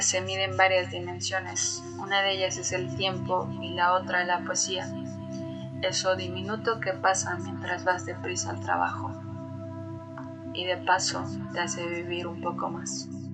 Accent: Mexico City, Mexico; soy de la Ciudad de México

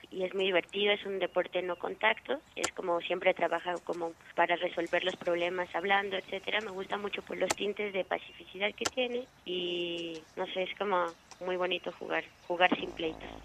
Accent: Transfiguración, State of Mexico, Mexico; Nací en el Distrito Federal el 19 de junio del 91, pero después me fui a vivir desde que tenía un año al Estado de México, a un pueblito que está en el norte que se llama Transfiguración.

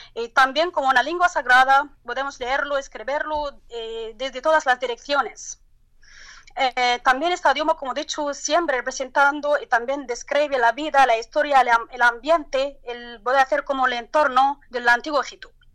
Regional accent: Turkey; Spanish is a second language; now in Luxor, Egypt; mi país, en el terremoto de la Turquía

